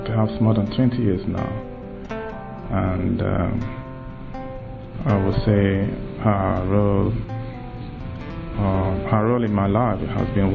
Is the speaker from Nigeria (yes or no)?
yes; Nigeria; moved away; originally from Nigeria.